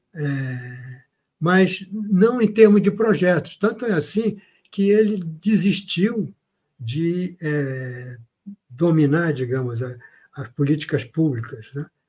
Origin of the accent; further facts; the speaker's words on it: Brazil; sou brasileiro